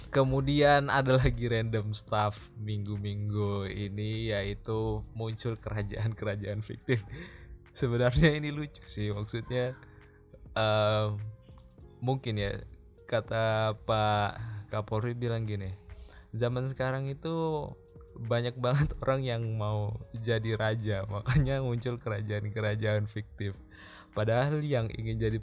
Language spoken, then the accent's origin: Indonesian; Java, Indonesia; saya sendiri sebagai orang Jawa pun mengakui bahwa kebudayaan di Jawa itu masih sangat-sangat kental